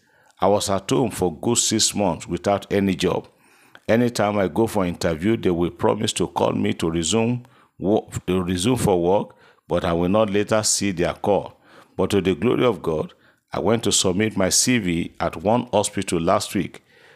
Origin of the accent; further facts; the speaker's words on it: Owo, Ondo, Nigeria; I'm so person from Owo in Ondo State.